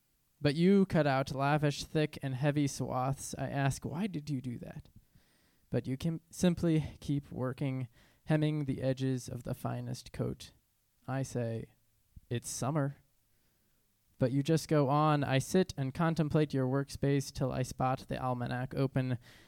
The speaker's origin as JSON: {"language": "English", "town": "Norfolk", "region": "Virginia", "country": "United States", "tie": "born or raised there", "also_born_or_lived": "Trujillo, Peru / Israel / St. Louis, Missouri", "said": "I grew up homeschooled in Norfolk, Virginia, as well as Trujillo, Peru, all over Israel, and then St. Louis, Missouri."}